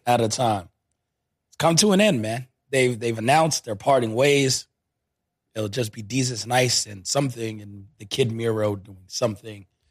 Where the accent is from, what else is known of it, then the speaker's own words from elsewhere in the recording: New York City, New York, United States; People of my ilk, my hometown